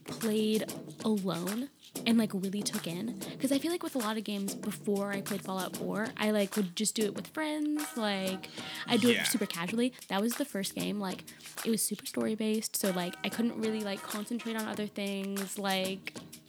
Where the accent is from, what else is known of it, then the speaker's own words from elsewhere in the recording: Virginia, United States; now in Seattle, United States; I grew up in Virginia